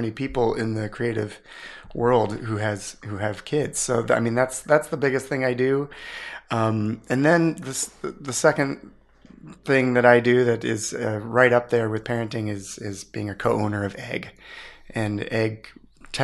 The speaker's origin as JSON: {"language": "English", "town": "Ames", "region": "Iowa", "country": "United States", "tie": "born or raised there", "said": "I grew up in Ames, Iowa"}